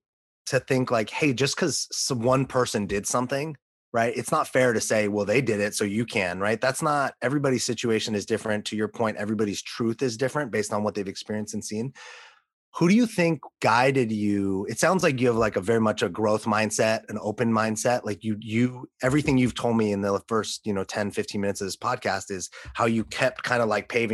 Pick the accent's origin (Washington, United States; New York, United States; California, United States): California, United States; Los Angeles; as a white man, you know, growing up in Los Angeles